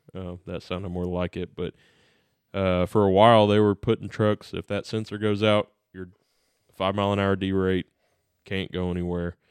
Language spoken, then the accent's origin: English; United States; we're American